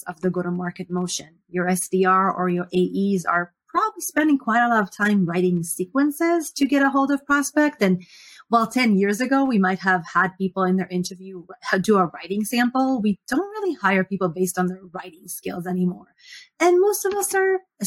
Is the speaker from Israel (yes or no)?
yes; Israel; moved away as an adult; now in Seattle, United States; I was born and raised in Israel